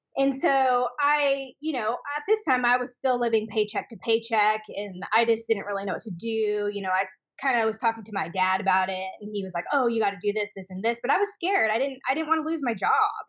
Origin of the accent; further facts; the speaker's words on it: Spokane, Washington, United States; moved away as an adult; now in Austin, United States; I am from Spokane, Washington.